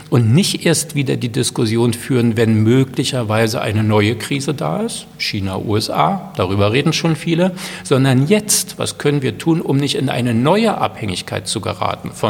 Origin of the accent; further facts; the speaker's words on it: Berlin, Germany; Also Nein ich bin ja Berliner und, und äh, fiebere nach wie vor mit meiner Stadt mit.